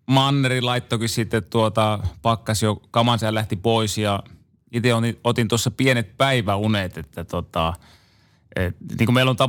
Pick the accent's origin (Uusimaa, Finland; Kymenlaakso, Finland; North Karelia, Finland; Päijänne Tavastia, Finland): North Karelia, Finland; Joensuu; also born or lived in Seinäjoki / Imatra; kun mä synnyin Seinäjoella, niin kahden vanhana, niin muutettiin Imatralle ja, ja sieltä muutettiin sitten tota Joensuuhun.